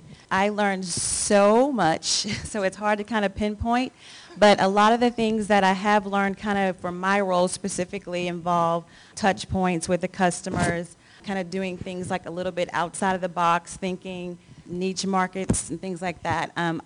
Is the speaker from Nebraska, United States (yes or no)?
no; Austin, Texas, United States; from Austin, Texas.